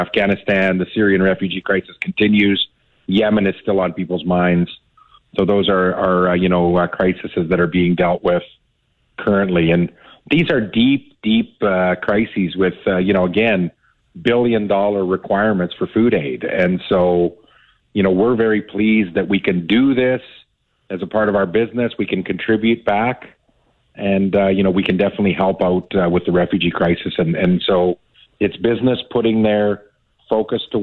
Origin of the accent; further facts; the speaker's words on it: Davidson, Saskatchewan, Canada; I grew up in Davidson over the years